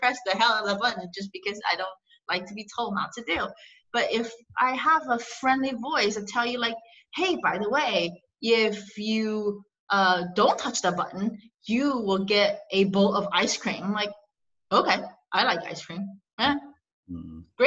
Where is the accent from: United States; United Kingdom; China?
China; Shanghai; moved away; I was born in China, in Shanghai.